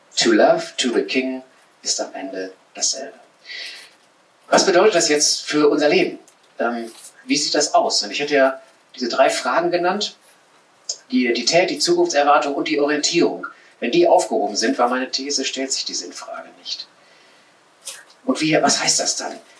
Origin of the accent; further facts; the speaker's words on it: Sauerland, North Rhine-Westphalia, Germany; in der Nähe meiner Heimat im Sauerland, da so ein Mittelgebirge